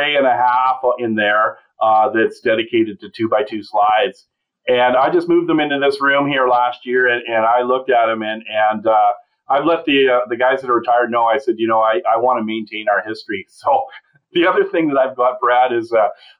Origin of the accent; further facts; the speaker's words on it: Annapolis Valley, Nova Scotia, Canada; moved away as an adult; also born or lived in Saskatchewan; now in Saskatoon, Canada; I'm originally from Eastern Canada, from a little tiny beef farm in the Annapolis Valley of Nova Scotia.